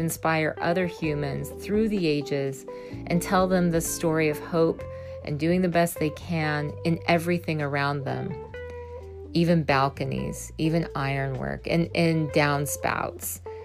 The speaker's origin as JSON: {"language": "English", "region": "Missouri", "country": "United States", "tie": "born or raised there", "said": "I was raised in a small town in Missouri"}